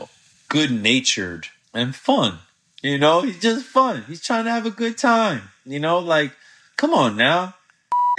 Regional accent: Altamonte Springs, Florida, United States; also born or lived in Orlando; It was in Altamont Springs, Florida, where I grew up

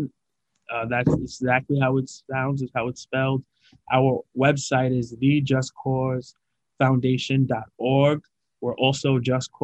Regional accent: New York City, New York, United States; moved away as an adult; also born or lived in Philadelphia area, Pennsylvania; I'm from Queens, New York, born and raised.

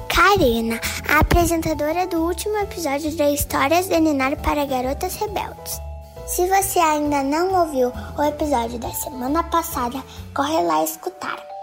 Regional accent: Porto Alegre, Rio Grande do Sul, Brazil; sou de Porto Alegre, tenho 8 anos

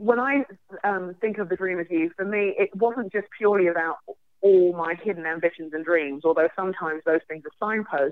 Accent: London, United Kingdom; I would introduce myself as a Nigerian Londoner, London born and raised, but Nigerian parents

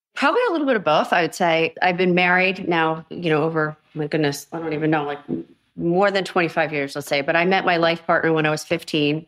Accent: United States; I am American

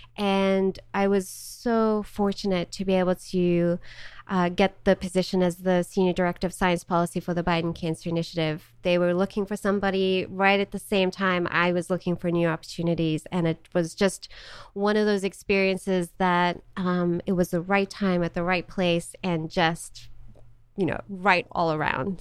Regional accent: Johannesburg, Gauteng, South Africa; moved away as an adult; also born or lived in Charlotte, North Carolina / Missouri; now in United States; I was born in Johannesburg, South Africa, and lived there for 18 years, born and raised

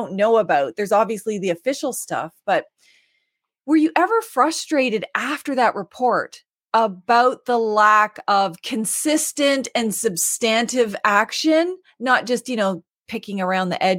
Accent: the Maritimes, Canada; I'm from the Maritimes, not Manitoba

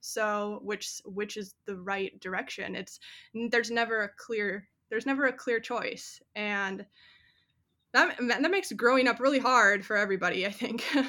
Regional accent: 40 minutes north of the Twin Cities, Minnesota, United States; moved away as an adult; also born or lived in South Dakota; now in Austin, United States; I grew up in the Midwest and I grew up about 40 minutes north of the Twin Cities, Minnesota

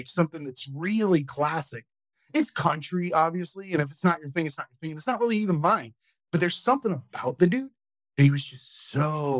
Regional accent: Okeechobee, Florida, United States; I'm from Okeechobee, Florida, dude.

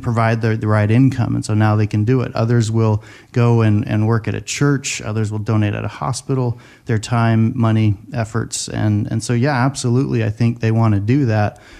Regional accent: Seattle, Washington, United States; I grew up in Seattle

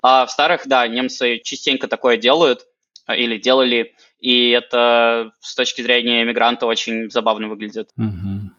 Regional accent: Penza, Penza Oblast, Russia; moved away as an adult; now in Berlin, Germany; я сам из города Пензы, и я переехал из Пензы напрямую в Берлин

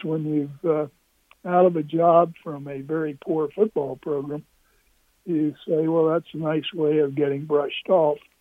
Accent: Charleston, West Virginia, United States; moved away as an adult; also born or lived in New Jersey / Stanford, California / Nebraska; I went to Stonewall Jackson High School in Charleston, West Virginia

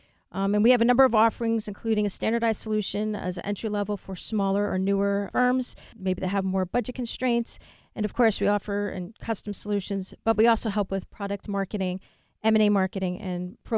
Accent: New Jersey, United States; I'm from New Jersey.

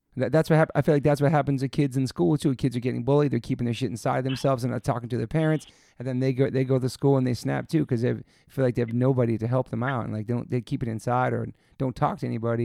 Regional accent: East Coast, United States; now in California, United States; growing up in the East Coast

